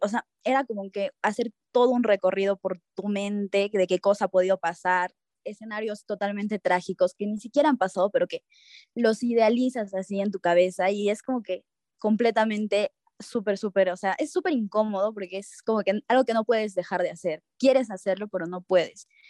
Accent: Cusco, Peru; moved away as an adult; now in Lima, Peru; yo, soy de Cusco, entonces tenía que mudarme a Lima

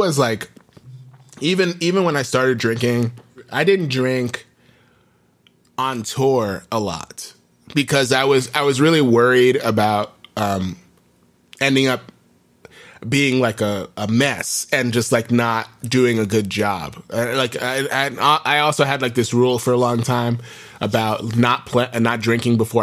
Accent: New York City, New York, United States; I grew up in New York

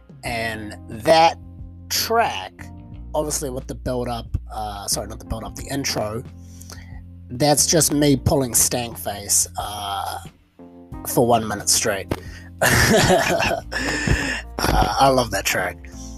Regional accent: New Zealand; In my home country of New Zealand, this is a problem that is routinely faced.

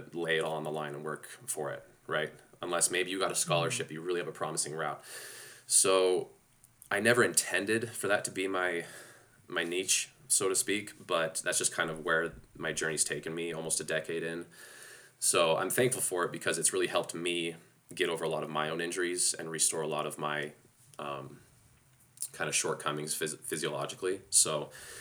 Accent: Ennis, Montana, United States; moved away as an adult; also born or lived in Las Vegas; I grew up in Montana coming from five generations of butchers.

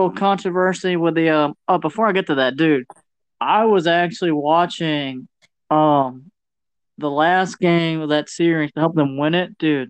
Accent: Georgia, United States

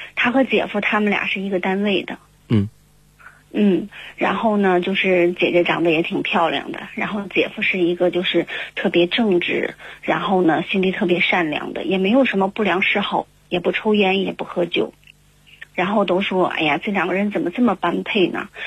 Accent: Harbin, Heilongjiang, China; 我是来自哈尔滨的

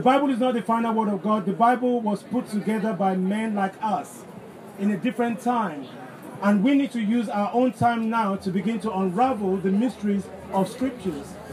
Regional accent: Nigeria; moved away; i grew up in Nigeria

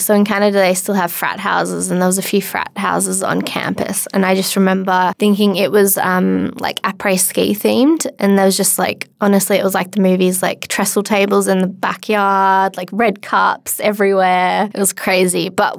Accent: Hunter Valley, New South Wales, Australia; also born or lived in London; I grew up in the Hunter Valley and went to school there. And then I had a gap year in London. I sort of knew I wanted to get out of the small town

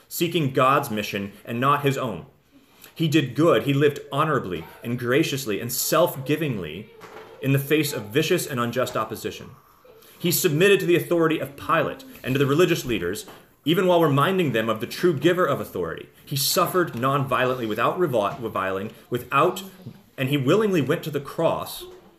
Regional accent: United States; we have as American people

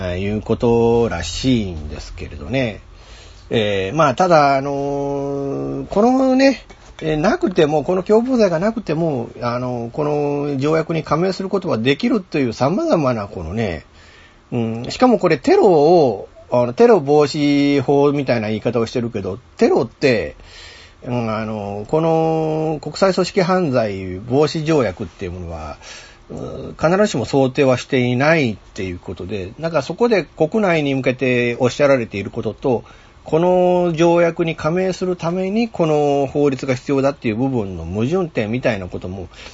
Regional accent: Fukuyama, Hiroshima, Japan; 福山でねちょっと新たにちょっとコンテンツを作んなきゃいけなくなったっていうことでこう、まあ、自分の地元での仕事

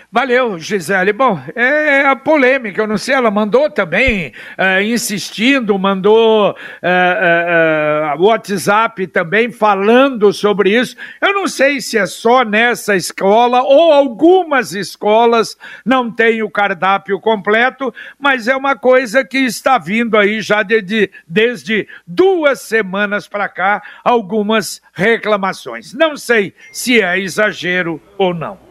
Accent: Minas Gerais, Brazil; Eu, como mineiro

